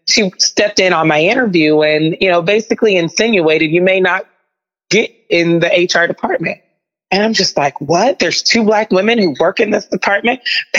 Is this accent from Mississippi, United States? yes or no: yes; Mississippi, United States; also born or lived in Oklahoma; I came to Drake in 2004, from the state of Oklahoma. I'm originally from Mississippi